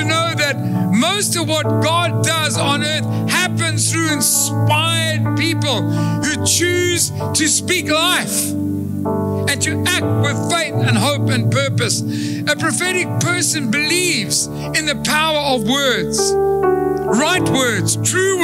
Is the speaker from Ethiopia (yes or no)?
no; Durban, KwaZulu-Natal, South Africa; I come from Durban